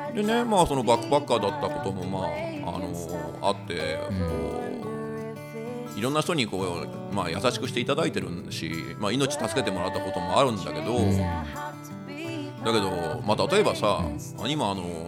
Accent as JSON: {"language": "Japanese", "area": "Kyushu", "region": "Oita", "country": "Japan", "tie": "born or raised there", "said": "九州が出身だから"}